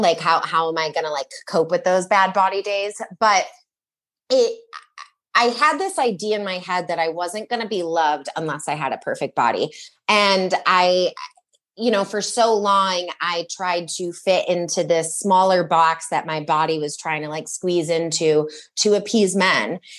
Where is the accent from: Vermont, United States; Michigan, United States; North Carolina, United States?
Michigan, United States; I grew up in Michigan